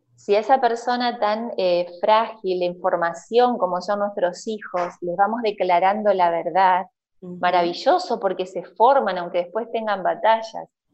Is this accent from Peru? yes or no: no; Aldea Protestante, Entre Ríos, Argentina; also born or lived in Diamante / Viale; now in Aldea San Antonio, Argentina; soy nacida en Diamante, criada en la ah, aldea protestante y termino adoptándome en Viale